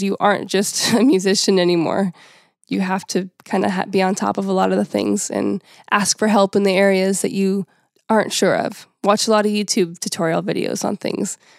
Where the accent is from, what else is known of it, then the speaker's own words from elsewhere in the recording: United States; being American